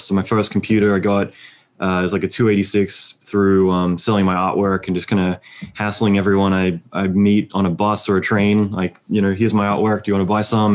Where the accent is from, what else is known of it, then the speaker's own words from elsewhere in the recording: Australia; moved away as an adult; now in United States; being Australian